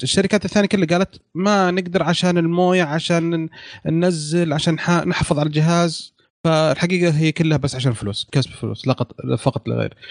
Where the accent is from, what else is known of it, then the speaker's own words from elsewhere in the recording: Saudi Arabia; عندنا في السعودية